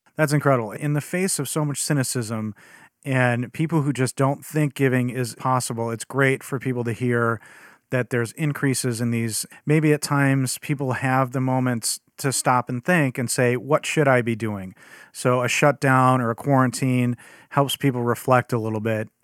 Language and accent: English; Chicago, Illinois, United States; as a Chicagoan, 'cause that's where I'm from